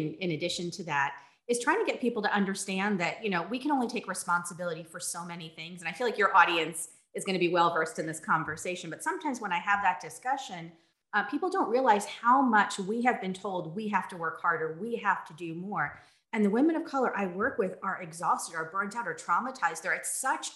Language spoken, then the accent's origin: English; New Jersey, United States; also born or lived in San Francisco; now in Los Angeles, United States; I grew up in New Jersey. I grew up in a very small farm country town.